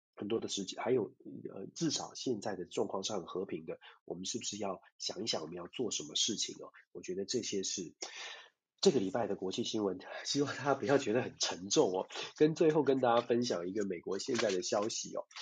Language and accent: Chinese; Taiwan; 我们就在这个小岛上面一起长大